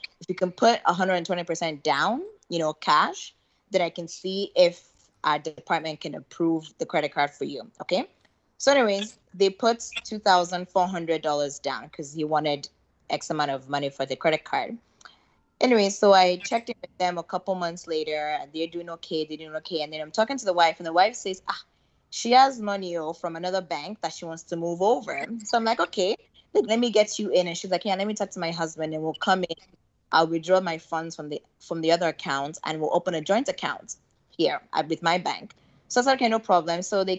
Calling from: Canada; I'm calling from Canada.

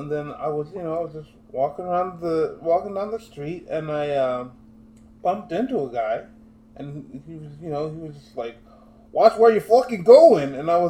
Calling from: Boston, Massachusetts, United States; I'm in Boston, Massachusetts.

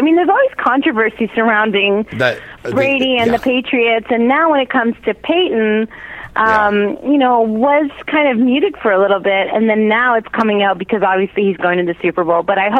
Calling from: Toronto, Ontario, Canada; from Toronto.

